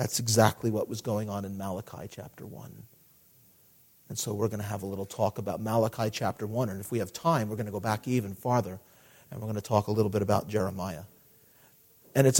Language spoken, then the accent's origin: English; United States; growing up in America